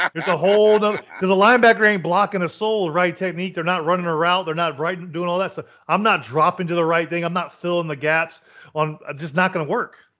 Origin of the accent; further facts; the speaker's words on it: Kentucky, United States; I was born in Kentucky